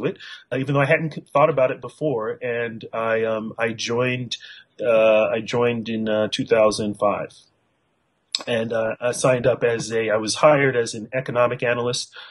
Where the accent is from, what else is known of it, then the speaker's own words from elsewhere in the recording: California, United States; also born or lived in northern Nigeria; I was raised, pretty much born and raised in California, and lived there, except for a small part of my childhood. I lived in Nigeria, actually northern Nigeria